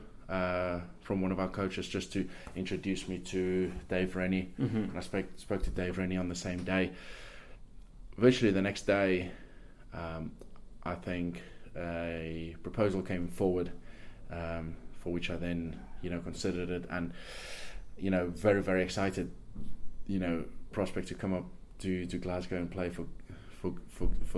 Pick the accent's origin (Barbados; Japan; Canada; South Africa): South Africa; now in England; I was born in South Africa. 17 years I've been in England.